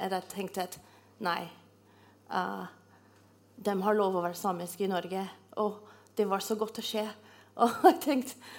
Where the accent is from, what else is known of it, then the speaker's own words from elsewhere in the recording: Canada; Norwegian is a second language; moved away as an adult; now in Norway; Jeg kommer fra Canada, og jeg kommer fra et, et, by som er kanskje som en størrelse som Trondheim.